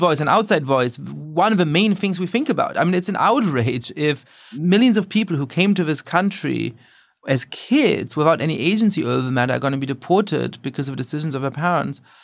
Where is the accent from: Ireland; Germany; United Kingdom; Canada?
Germany; now in United States; I grew up Jewish in Germany